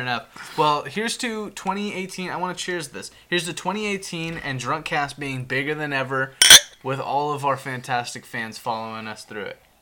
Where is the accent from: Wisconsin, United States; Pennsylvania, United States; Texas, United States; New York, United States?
Texas, United States; Houston; I was born in Houston